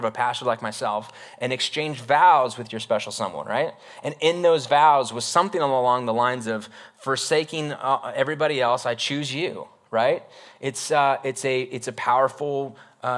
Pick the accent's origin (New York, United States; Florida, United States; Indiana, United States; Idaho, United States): Idaho, United States; North; moved away; I grew up in North Idaho for like my elementary years